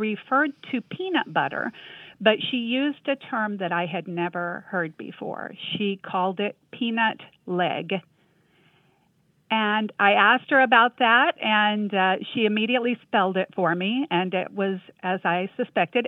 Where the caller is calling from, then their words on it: North Alabama, United States; we are calling from the University of North Alabama